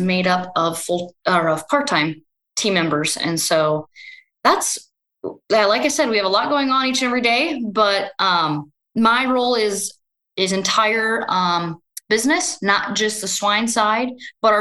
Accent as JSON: {"language": "English", "region": "Northwest Iowa", "country": "United States", "tie": "born or raised there", "also_born_or_lived": "Brookings, South Dakota / Minnesota", "said": "grew up on a multi-generation family farm in Northwest Iowa"}